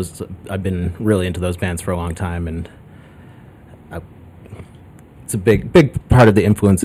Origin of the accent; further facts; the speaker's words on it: Boston, Massachusetts, United States; now in Chicago, United States; I'm from the Boston area.